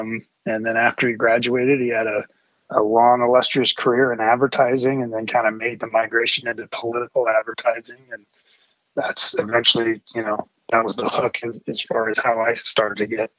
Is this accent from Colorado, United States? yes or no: yes; Denver, Colorado, United States; I'm a Denver native. I was born here, Rose Hospital, same hospital that both my kids were born in.